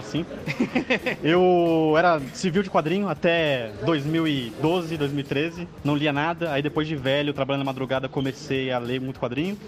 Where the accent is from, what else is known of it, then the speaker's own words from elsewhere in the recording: São Bernardo do Campo, São Paulo, Brazil; sou lá de São Bernardo